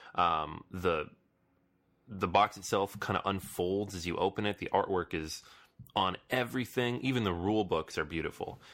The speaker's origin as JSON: {"language": "English", "town": "New York City", "region": "New York", "country": "United States", "said": "I'm from New York or live in New York now"}